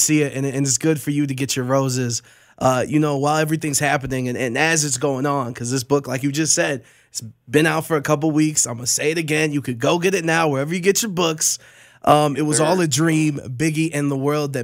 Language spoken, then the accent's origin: English; Cleveland, Ohio, United States; moved away; also born or lived in Florida; I'm born and raised in Cleveland, Ohio